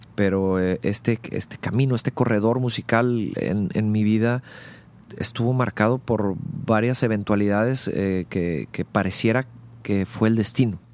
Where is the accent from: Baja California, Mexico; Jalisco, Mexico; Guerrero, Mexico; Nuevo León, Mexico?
Nuevo León, Mexico; Monterrey; also born or lived in Mexico City; nací en el DF y a los cinco años el trabajo de mi padre nos hace movernos a la ciudad de Monterrey, por lo cual prácticamente soy regiomontano. Crecí aquí